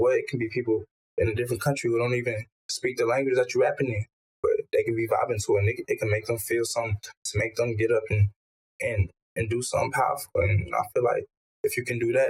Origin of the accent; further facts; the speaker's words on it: Togo; moved away; my country. I was born in Togo